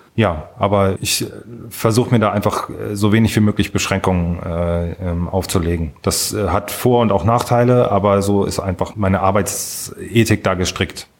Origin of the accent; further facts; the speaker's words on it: Kiel, Schleswig-Holstein, Germany; moved away as an adult; now in Frankfurt am Main, Germany; ich bin in Kiel äh, in der Nähe von Kiel aufgewachsen, äh, bin in Kiel zur Schule gegangen, habe dort auch studiert